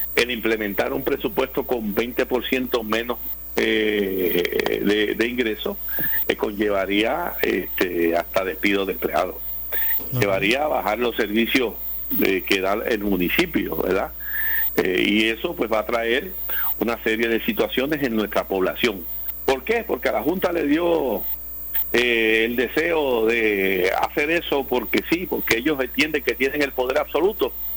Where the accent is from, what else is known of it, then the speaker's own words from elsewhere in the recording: Puerto Rico; de los ciudadanos americanos que vivimos en Puerto Rico